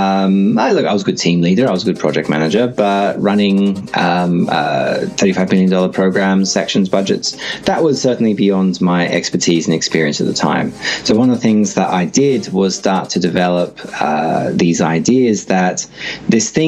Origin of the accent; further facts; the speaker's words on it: Sydney, New South Wales, Australia; also born or lived in Singapore / Brisbane; now in Melbourne, Australia; I grew up in Sydney